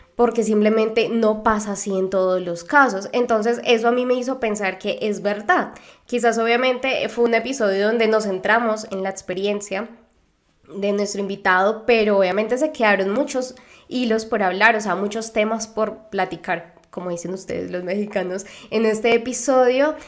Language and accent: Spanish; Colombia; moved away; also born or lived in Argentina; de Colombia